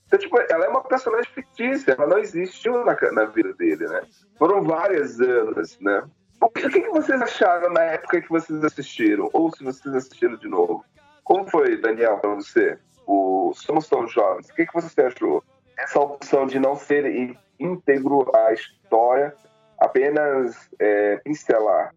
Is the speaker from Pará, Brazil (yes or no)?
yes; Pará, Brazil; moved away; also born or lived in São Luís, Maranhão; eu sou do Pará, mas eu, a minha juventude foi em São Luís do Maranhão